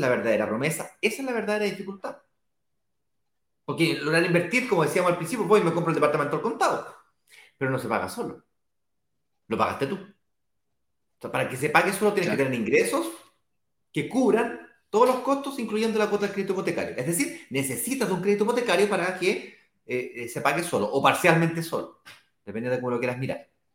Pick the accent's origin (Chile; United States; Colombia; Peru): Chile; yo en este caso soy chileno